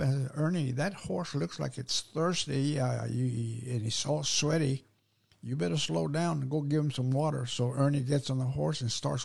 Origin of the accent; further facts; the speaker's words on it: Brownsville, Texas, United States; now in San Antonio, United States; Born and raised there